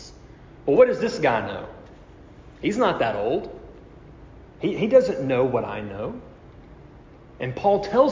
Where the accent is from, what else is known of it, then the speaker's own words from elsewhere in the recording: United States; we as American Christians